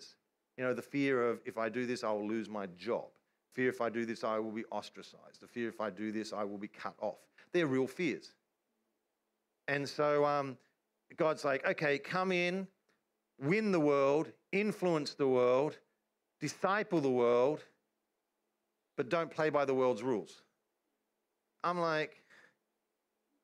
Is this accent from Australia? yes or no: yes; Australia; I'm an Australian